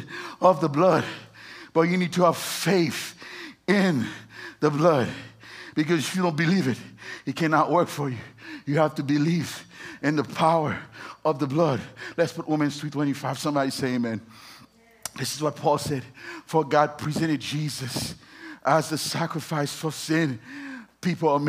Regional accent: Haiti; moved away; I was born in Haiti.

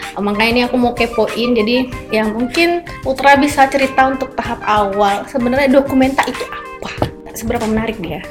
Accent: Aceh, Indonesia; aku sebagai orang Aceh

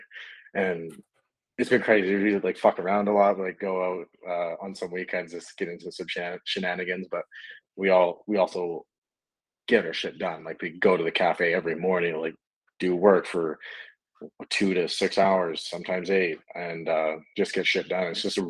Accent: Kelowna, British Columbia, Canada; moved away as an adult; now in Austin, United States; I was in Canada. I'm a Canadian. I say A a lot, fucking A. I love my maple syrup. But yeah, I was in Kelowna, BC. I was born and raised there

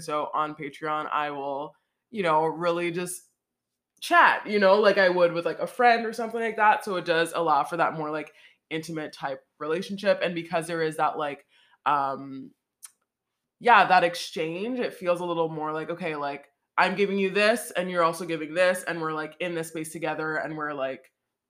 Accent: Montreal, Quebec, Canada; That I'm not French. I'm from Montreal.

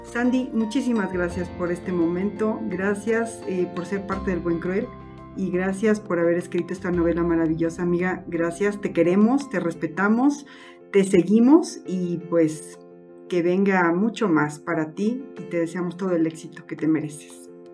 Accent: Mexico; como mexicanos

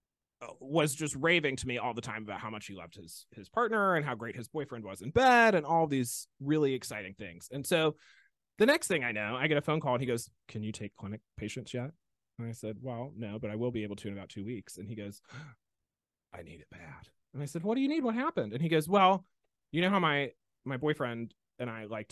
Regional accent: Mobile, Alabama, United States; From Mobile

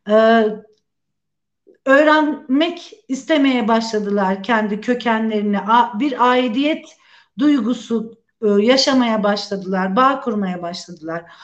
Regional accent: Istanbul, Turkey; moved away as an adult; also born or lived in Ankara / Van / Kastamonu / Sinop; İstanbul'da büyüdüm.

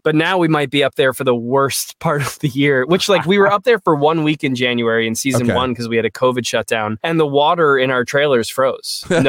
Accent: Rockville, Maryland, United States; I grew up in Rockville, Maryland. So like right outside of DC.

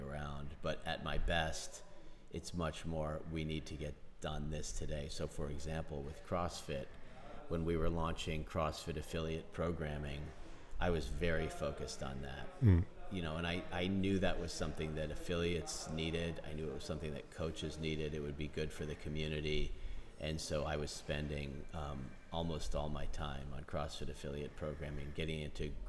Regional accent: Philadelphia, Pennsylvania, United States; I grew up on the east coast of the United States in Philadelphia, which is a big... I was not in Philadelphia. I was in the suburbs of Philadelphia

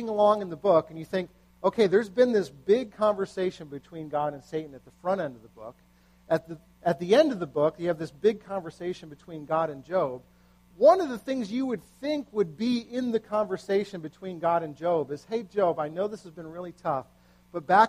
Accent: United States; as an American

